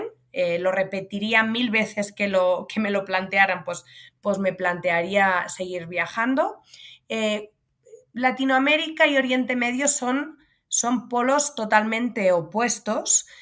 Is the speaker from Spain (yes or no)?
yes; Pineda de Mar, Catalonia, Spain; yo nací y crecí en un pueblo de playa en el norte de Barcelona, en Pineda de Mar.